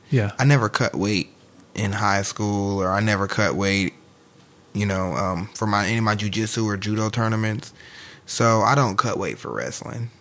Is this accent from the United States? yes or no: yes; St. Louis, Missouri, United States; I'm from St. Louis.